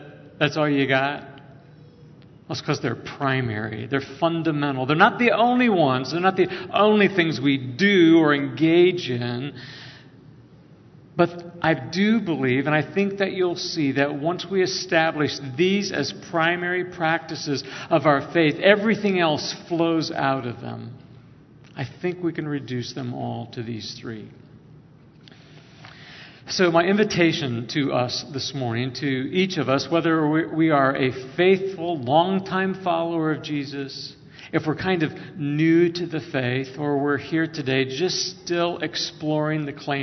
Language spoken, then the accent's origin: English; Northwest Ohio, United States; I grew up in Northwest Ohio